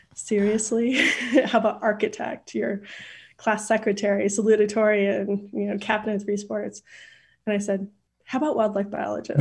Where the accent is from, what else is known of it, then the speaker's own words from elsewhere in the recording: Idaho, United States; also born or lived in Port Angeles, Washington / Boise, Idaho; I grew up in a s, in Idaho